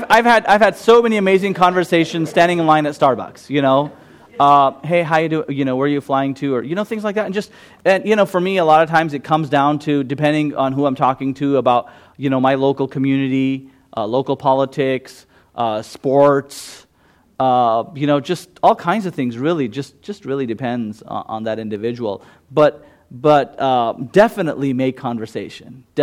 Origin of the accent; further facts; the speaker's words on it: Gujarat, India; first language Gujarati; English is a second language; I just straight up go to my mother tongue. I'm a Gujarati.